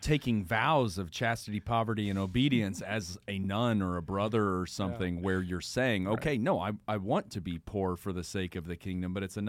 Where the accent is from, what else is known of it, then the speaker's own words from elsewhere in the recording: Texas, United States; moved away; I was born in Texas and have left a couple different times, but always come back.